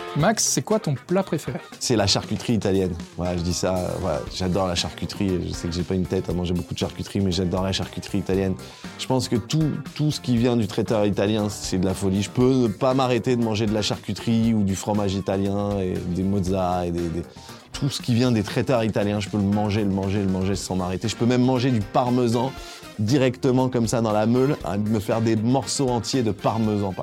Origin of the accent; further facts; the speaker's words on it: Paris, Île-de-France, France; ma région d'origine euh, est Paris, Île-de-France. Je suis né dans le 18e arrondissement